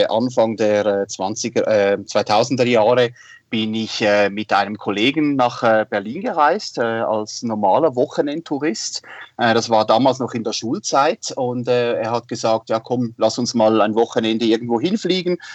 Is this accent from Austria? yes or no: no; Winterthur, Zurich, Switzerland; aufgewachsen und äh, ja, groß geworden bin ich in Winterthur. Das ist eine Stadt in der Nähe von Zürich. Wie man äh, gut hören kann, ich bin Waschechter Schweizer.